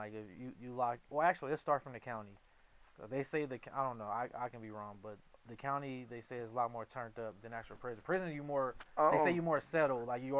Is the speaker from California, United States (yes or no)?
yes; Compton, California, United States; I know Compton. I'm from Compton, so I know it's different from LA, but it's similar in the same.